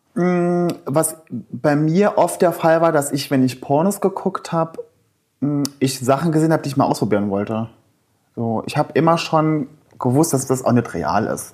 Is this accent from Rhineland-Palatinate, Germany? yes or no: no; Saarland, Germany; Ich komme aus dem Saarland